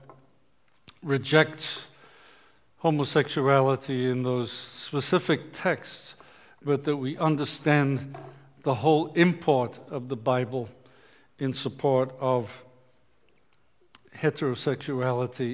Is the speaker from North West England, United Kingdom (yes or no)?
yes; Liverpool, North West England, United Kingdom; When I grew up in Liverpool, England